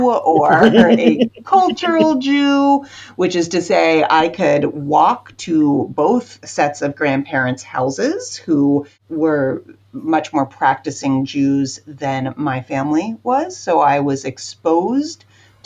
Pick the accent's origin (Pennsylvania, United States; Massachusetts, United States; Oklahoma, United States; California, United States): Pennsylvania, United States; Pittsburgh; also born or lived in New York City / Los Angeles / Washington, D.C. suburbs; now in Lancaster, United States; I am originally from Pittsburgh, Pennsylvania